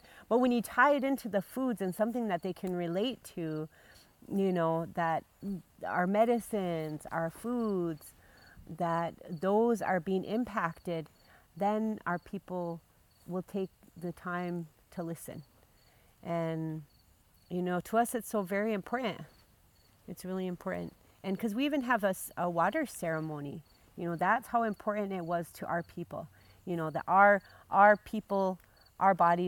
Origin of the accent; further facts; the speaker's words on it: Big Coulee district, Lake Traverse Reservation, South Dakota, United States; I'm from Bakuli here